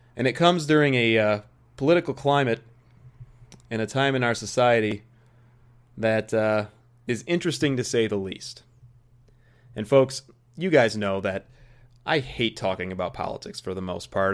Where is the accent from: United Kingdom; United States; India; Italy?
United States; an American golf fan